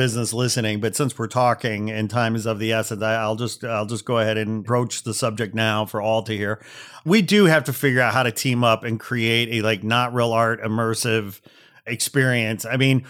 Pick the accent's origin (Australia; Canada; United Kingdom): Canada; You know, like I'm Canadian. I like the indica couch, you know.